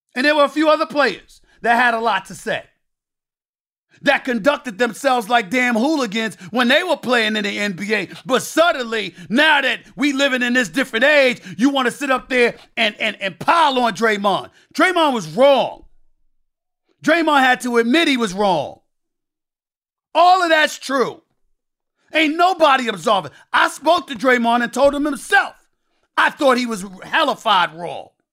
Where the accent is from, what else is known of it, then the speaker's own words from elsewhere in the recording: New York, United States; growing up in Hollis, Queens, New York